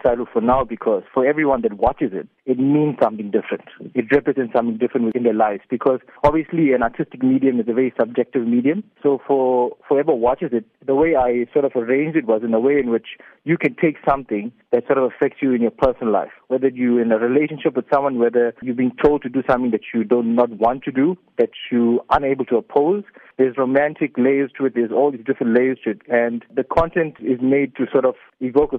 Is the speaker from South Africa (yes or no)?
yes; South Africa; us as South African Indian people